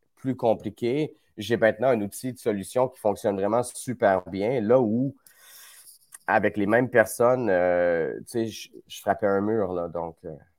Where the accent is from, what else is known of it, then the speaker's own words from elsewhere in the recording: Quebec, Canada; par chez nous au Québec